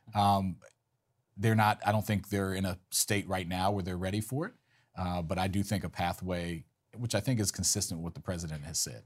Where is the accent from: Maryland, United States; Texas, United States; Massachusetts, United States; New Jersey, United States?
Maryland, United States; I'm homegrown. Look, born and raised in Maryland